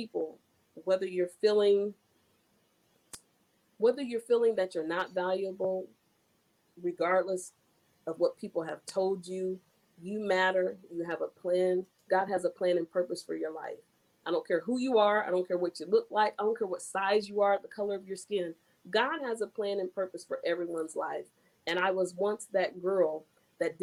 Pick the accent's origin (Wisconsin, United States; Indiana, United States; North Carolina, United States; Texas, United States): Indiana, United States; Marion; my hometown of Marion, Indiana